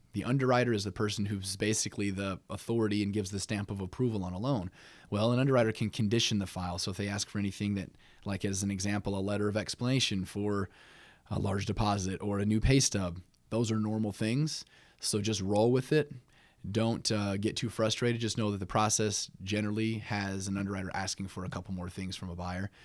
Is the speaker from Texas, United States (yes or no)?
no; South Bend, Indiana, United States; also born or lived in Camp Lejeune, North Carolina; pretty much raised all my life in South Bend. I w, grew up on the west side of South Bend